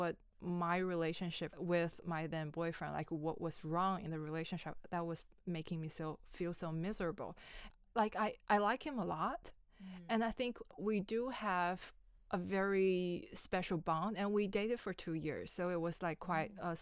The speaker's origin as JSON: {"language": "English", "country": "China", "moved": "as an adult", "lives_now": "Melbourne, Australia", "said": "I come from China. I've been in Australia for a little bit more than 3 years"}